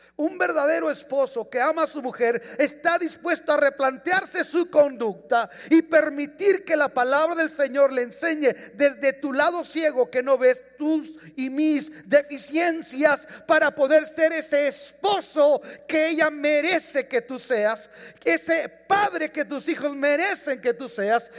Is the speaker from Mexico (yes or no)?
yes; Mexico; now in United States; Yo soy mexicano.